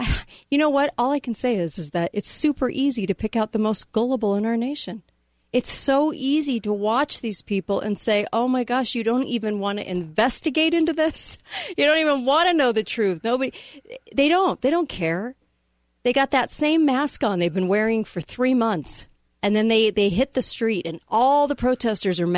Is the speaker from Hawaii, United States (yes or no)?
no; California, United States; now in Utah, United States; I came out of California. Now I'm in the state of Utah